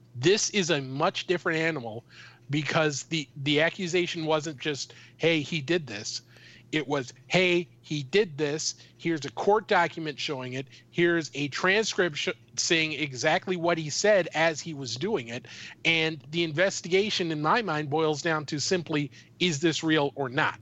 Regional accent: Minnesota, United States; I'm from Minnesota.

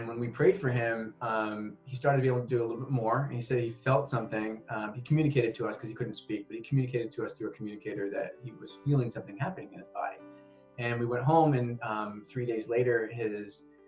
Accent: West Michigan, United States; moved away as an adult; now in Japan; We're from West Michigan

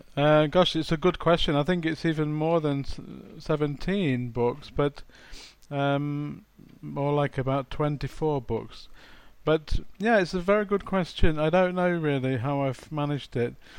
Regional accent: England, United Kingdom; now in Poland; I'm from England. I'm from the UK, but I I currently live in Poland.

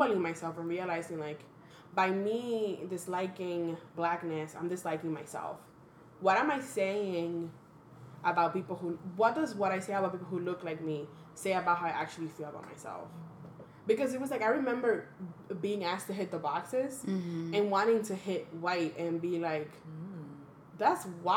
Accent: Dominican Republic; English is a second language; also born or lived in Washington Heights, New York; now in New York, United States; I was born and raised in the Dominican Republic

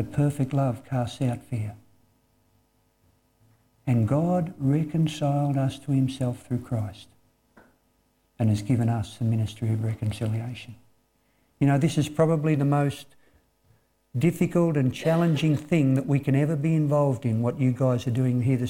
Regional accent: Australia; us as Australian people.

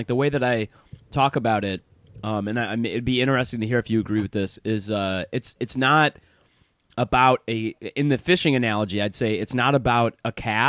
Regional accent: Michigan, United States; I grew up in Michigan, man.

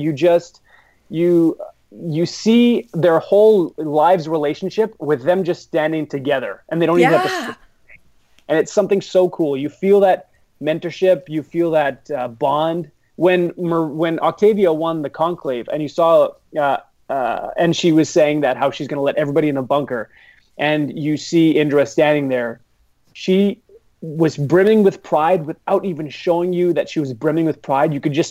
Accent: Edmonton, Alberta, Canada; I'm from Edmonton

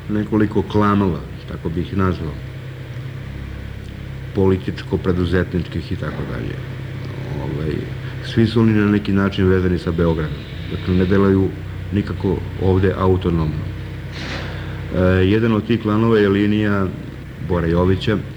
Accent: Kragujevac, Šumadija, Serbia; Ja se osjećam na neki način kao rođeni Kragujevčanin no, i čovjek koji radi i živi u Kragujevcu

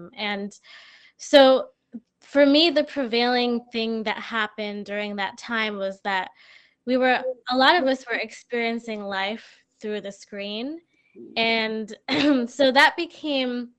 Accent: New Jersey, United States; also born or lived in Brooklyn, New York / Massachusetts; now in Springfield, United States; I'm originally from New Jersey. So I before coming to Massachusetts, I was living in Brooklyn

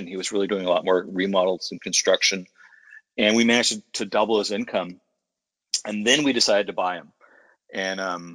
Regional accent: San Francisco, California, United States; I was born and raised in San Francisco in the Mission District on a 6-lane street

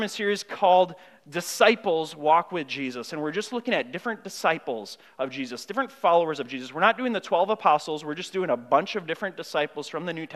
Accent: Grand Marais, Minnesota, United States; I grew up in Grand Marais, a small town up north

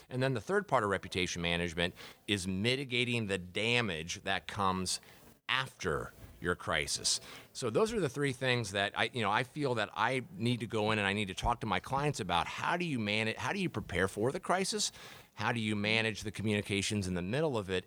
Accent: Dayton, Ohio, United States; born or raised there; moved away as an adult; also born or lived in Columbus, Ohio; now in Sarasota, United States

